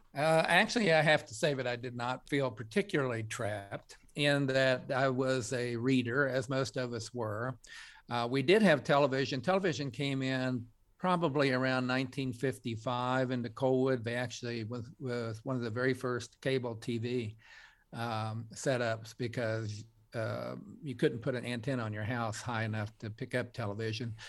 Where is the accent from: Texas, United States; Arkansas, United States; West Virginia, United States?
West Virginia, United States; Coalwood; a kid growing up in Colwood